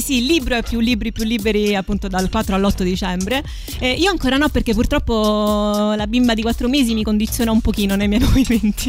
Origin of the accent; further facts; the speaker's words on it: Rome, Lazio, Italy; ho avuto un'infanzia eh, a Roma Nord